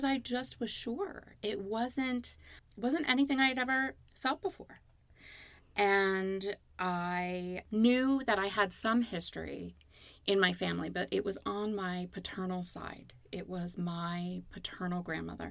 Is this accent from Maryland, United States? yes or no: yes; Baltimore, Maryland, United States; moved away as an adult; also born or lived in Connecticut; now in Los Angeles, United States; I was born in Connecticut. I grew up in Baltimore and I moved to Los Angeles in August of 93